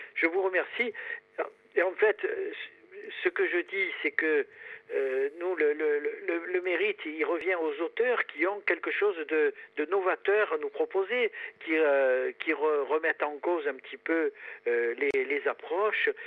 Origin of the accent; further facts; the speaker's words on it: Taravo valley, Corsica, France; Je suis corse euh, d'un petit village euh, de la moyenne vallée du Taravo